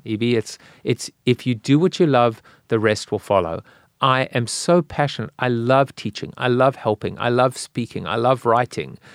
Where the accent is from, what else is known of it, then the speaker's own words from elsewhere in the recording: South Africa; now in United States; I'm South African